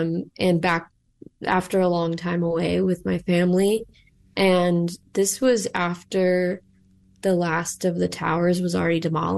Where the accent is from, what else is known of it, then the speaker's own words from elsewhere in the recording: Chicago, Illinois, United States; moved away as an adult; So I grew up in Rogers Park, actually. And my family bought their first home there. First home my father bought after he immigrated to the U.S. And it's still with my family.